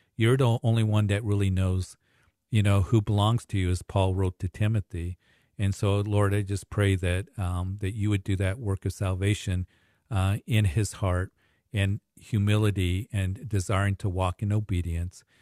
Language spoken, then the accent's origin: English; Kansas, United States; moved away; I had a large family back in Kansas when, growing up with many cousins.